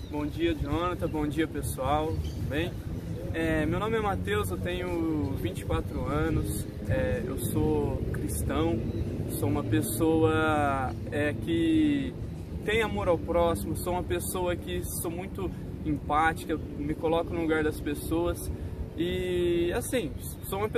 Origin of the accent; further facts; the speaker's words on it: São José do Rio Preto, São Paulo, Brazil; also born or lived in Mirassol; Sou daqui de Rio Preto, sou nascido e criado aqui em Rio Preto. Já morei fora, já morei em Mirassol, mas é, o bom filho sempre a casa torna, né?